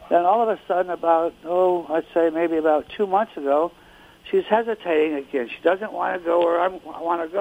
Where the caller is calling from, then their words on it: Reading, Pennsylvania, United States; Uh, Reading, Pennsylvania.